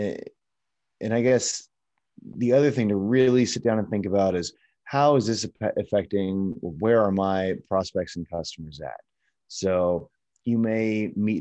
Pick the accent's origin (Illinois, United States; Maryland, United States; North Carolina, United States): Illinois, United States; Chicago; now in Los Angeles, United States; I'm from Chicago originally, and now I live in Los Angeles